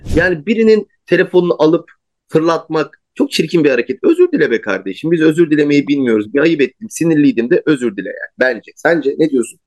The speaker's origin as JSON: {"language": "Turkish", "country": "Turkey", "said": "iyi ki Türk'üz, iyi ki Türkiye'deyiz."}